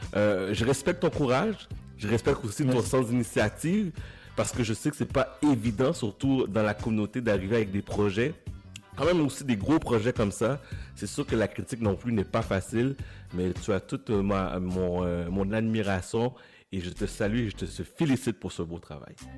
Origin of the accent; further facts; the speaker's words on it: Quebec, Canada; je suis haïtien, je suis né au Québec.